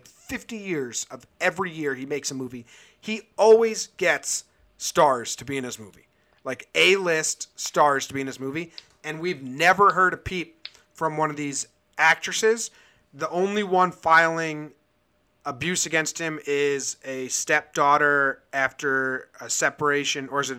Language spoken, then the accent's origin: English; East Coast, United States; I agree. We're all from the East Coast.